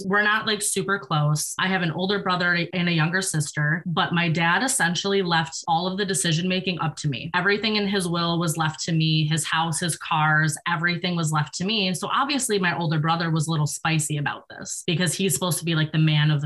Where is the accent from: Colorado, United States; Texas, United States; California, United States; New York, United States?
New York, United States; moved away; I'm from New York